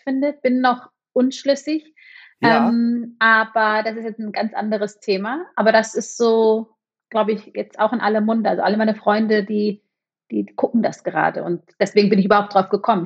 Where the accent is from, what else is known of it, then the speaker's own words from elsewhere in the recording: Munich, Bavaria, Germany; moved away as an adult; also born or lived in Berlin; now in Zürich, Switzerland; Ich komme ja ursprünglich aus München